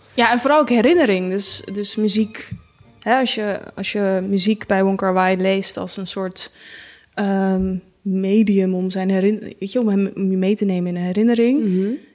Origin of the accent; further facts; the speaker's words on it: Haarlem, North Holland, Netherlands; ik kom zelf uit Haarlem